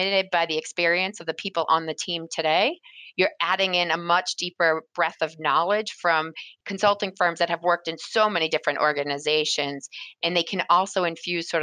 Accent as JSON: {"language": "English", "region": "New England", "country": "United States", "tie": "born or raised there", "said": "I was born and raised in New England"}